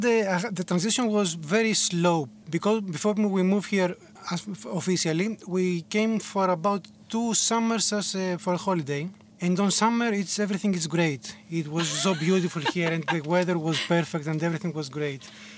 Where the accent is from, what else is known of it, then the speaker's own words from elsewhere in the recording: Athens, Attica, Greece; And we ended up in Athens for the last like 10 years. So I'm saying I'm from Athens because it's easier to to explain to people.